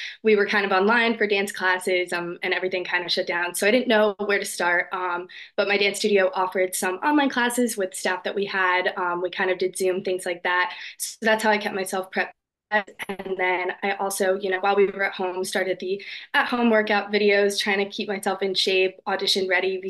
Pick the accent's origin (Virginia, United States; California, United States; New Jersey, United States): New Jersey, United States; moved away as an adult; now in Delaware, United States; I grew up in North Jersey